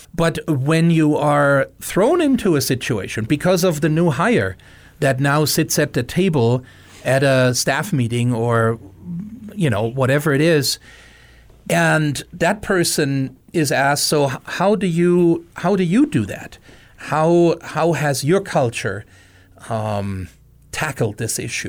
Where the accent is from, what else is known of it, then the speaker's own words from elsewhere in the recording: Germany; moved away as an adult; now in Missoula, United States; I came to Missoula thirty years ago, uh, born and raised in Germany